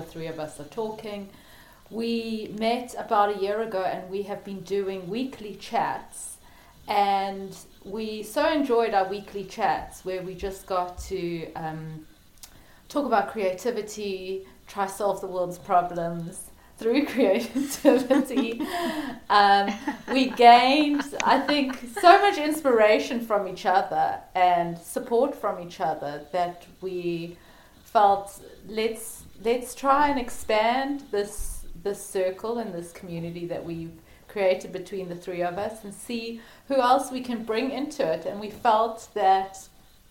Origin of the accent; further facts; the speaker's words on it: South Africa; now in Wicklow, Ireland; I'm from South Africa, but I'm currently living in Ireland